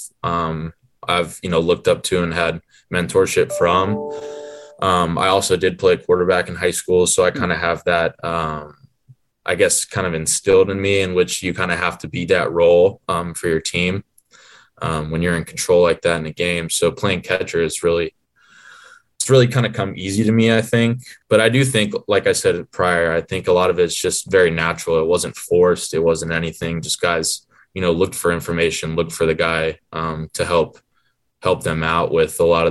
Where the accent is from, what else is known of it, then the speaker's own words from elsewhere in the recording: Atlanta, Georgia, United States; we're both from Atlanta